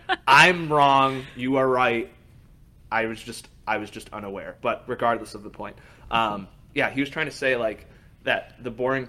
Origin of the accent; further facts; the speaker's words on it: Troy, Michigan, United States; Well, I'm from Troy.